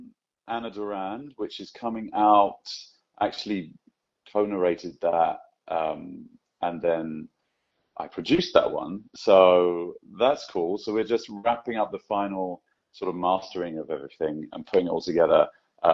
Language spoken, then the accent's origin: English; Scotland, United Kingdom; Yeah, I am Scottish from beginning to end, which I love.